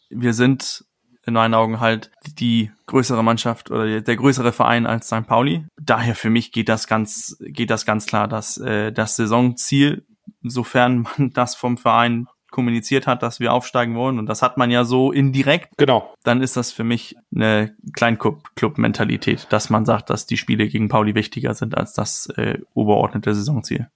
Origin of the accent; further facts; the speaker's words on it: Denmark; als Däne